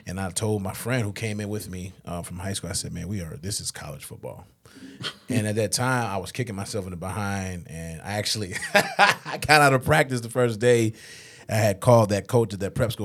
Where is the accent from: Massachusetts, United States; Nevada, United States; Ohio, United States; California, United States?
Massachusetts, United States; Springfield; I grew up outside of Springfield.